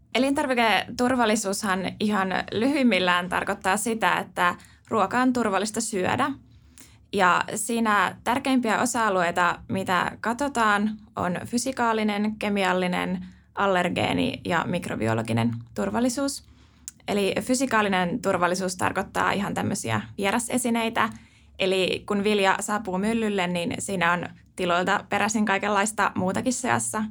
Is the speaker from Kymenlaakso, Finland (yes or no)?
no; Helsinki capital region, Uusimaa, Finland; mä oon tosiaan pääkaupunkiseudulta kotoisin